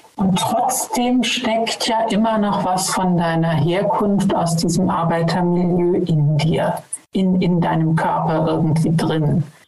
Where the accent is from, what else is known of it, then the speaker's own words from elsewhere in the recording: West Germany, Germany; Ich komme ja aus Westdeutschland